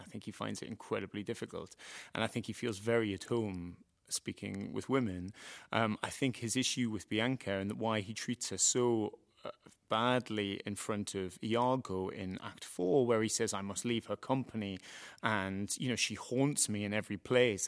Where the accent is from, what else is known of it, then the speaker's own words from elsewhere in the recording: Doncaster, Yorkshire and the Humber, United Kingdom; people from my hometown are often not news presenters